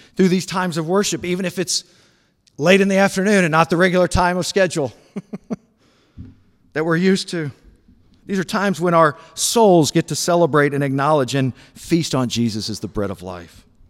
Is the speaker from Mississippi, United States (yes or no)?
no; Memphis, Tennessee, United States; Memphis, Tennessee, where I grew up